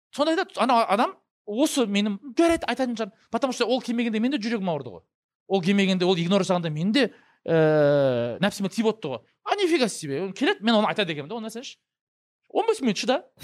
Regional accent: Kazakhstan; қазақты сынау өйткені мен қазақпын ешкім маған ренжімейді

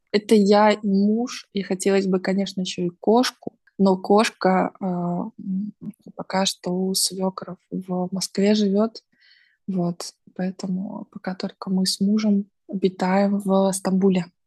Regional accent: Odesa, Odesa Oblast, Ukraine; also born or lived in Russia; now in Turkey; мои родители в Одессе, и там мой родной город и дом

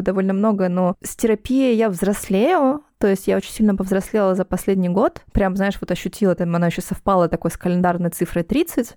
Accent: Donetsk, Donetsk Oblast, Ukraine; moved away as an adult; now in Moscow, Russia; я из Донецка, я переехала в Москву, когда началась война

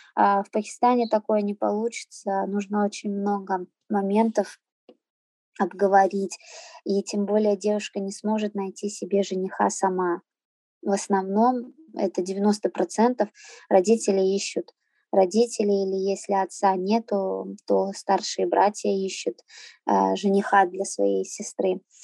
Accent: Saint Petersburg, Russia; also born or lived in Azerbaijan; Я родилась э, в Азербайджане, а в три года родители привезли меня в Санкт-Петербург. А, всю сознательную свою жизнь я живу в Питере. Я здесь и в садик ходила, и в школу ходила, и в университет.

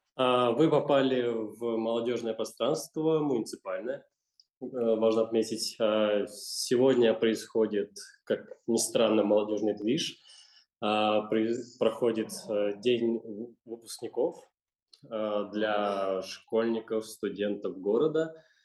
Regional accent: Chernogolovka, Moscow Oblast, Russia; я родился, вырос в Черноголовке

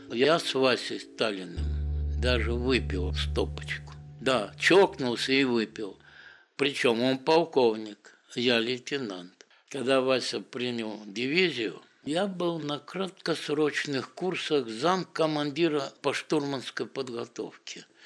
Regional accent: Odesa, Odesa Oblast, Ukraine; я одессит же, с Одессы

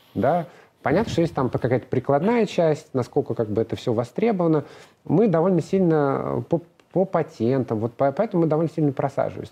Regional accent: Moscow, Russia; Я москвич, родился в Москве

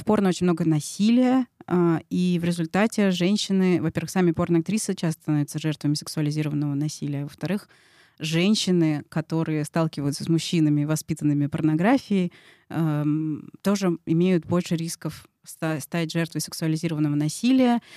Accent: Moscow, Russia; как я, москвичка э, привилегированная

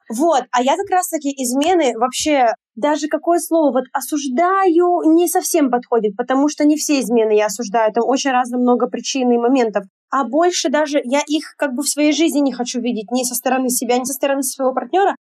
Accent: Yekaterinburg, Sverdlovsk Oblast, Russia; moved away as an adult; also born or lived in Sochi; Затем я переезжаю в Сочи, у меня там такой момент жизни, я переезжаю туда на таком поиске себя опять в очередной раз. Вот я там оставила все в Екатеринбурге

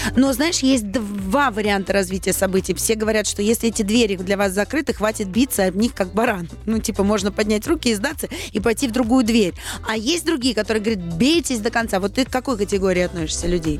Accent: Saint Petersburg, Russia; Петербурге, в моем родном городе

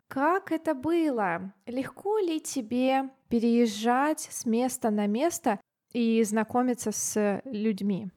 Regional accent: Siberia, Russia; also born or lived in Thailand; я из Сибири

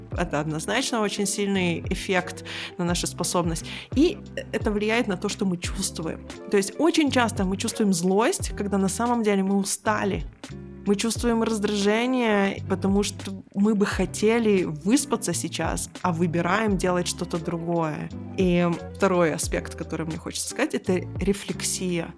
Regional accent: Israel; moved away; Я выросла в Израиле

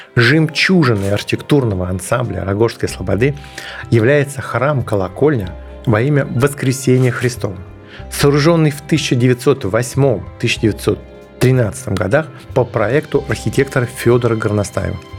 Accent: Moscow, Russia; Я родился и вырос в районе Текстильщики

